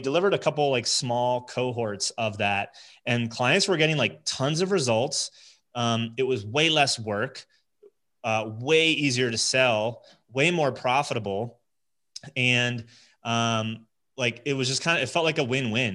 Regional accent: New Jersey, United States; moved away as an adult; also born or lived in Connecticut / upstate New York; now in Colorado, United States; born and raised New Jersey

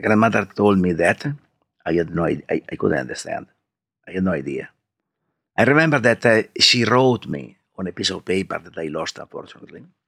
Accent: Alba, Piedmont, Italy; English is a second language; I grew up, I grew up in Alba, that is a town, is the main town of, uh, Langhe district.

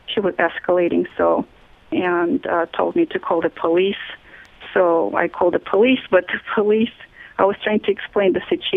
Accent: Kazakhstan; moved away as an adult; now in Bellevue, United States; I am originally from Kazakhstan. I grew up there and then moved here, got married.

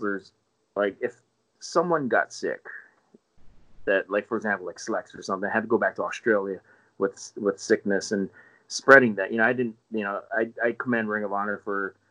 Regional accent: Hawaii, United States; now in Las Vegas, United States; I am from Hawaii

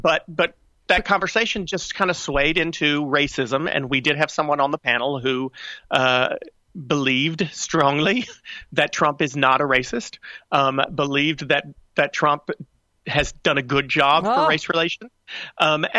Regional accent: North Carolina, United States; I grew up in North Carolina, still live in North Carolina

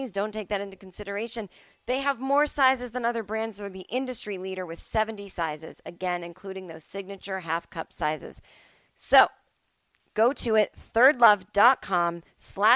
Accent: Massachusetts, United States; now in Los Angeles, United States; Where I was growing up on the East Coast

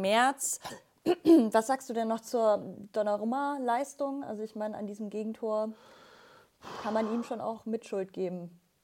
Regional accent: Bavaria, Germany; mich als Bayerin

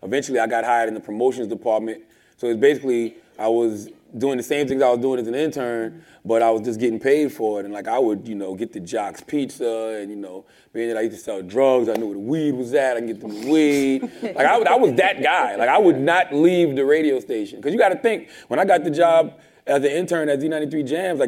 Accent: Moncks Corner, South Carolina, United States; also born or lived in Charleston, South Carolina; I'm from South Carolina, a small town called Monk's Corner. I was born in Charleston

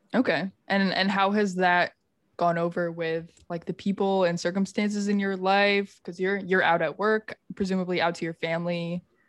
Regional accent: Finger Lakes, Western New York, United States; now in Chicago, United States; I grew up in the Finger Lakes in Western New York, which is like wine country

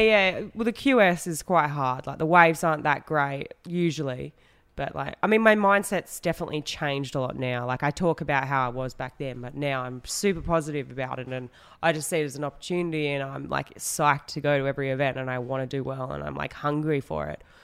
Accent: Western Australia, Australia; I grew up in Western Australia

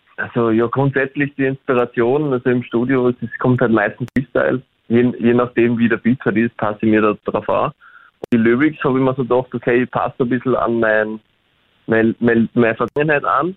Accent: Austria; accent: Austrian; also born or lived in Berlin, Germany; reden tue ich dann wiederum Österreichisch

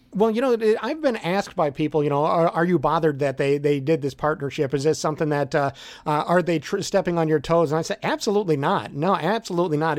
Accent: Merrillville, Indiana, United States; also born or lived in Chicago area; I grew up in Maryville, Indiana. I'm a region rat

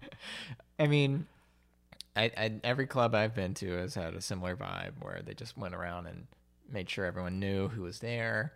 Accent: Alabama, United States; moved away; I'm from Alabama

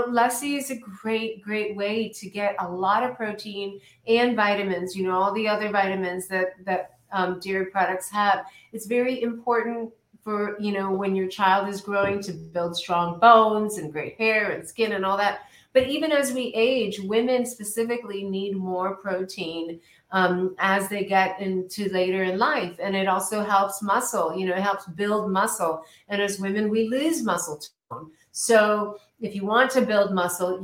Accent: India; now in United States; I'm Indian

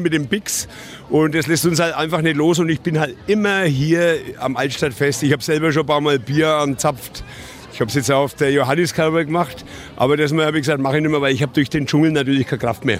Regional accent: Nuremberg, Bavaria, Germany; ich bin Nürnberger. Meine Eltern hatten in der Gaststätte, die Gaststätte Kaiserburg in der Krämersgasse

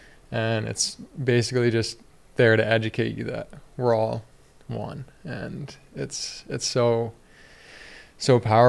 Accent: United States; And for me, being a man and, you know, growing up in the United States, and like, you got to be tough.

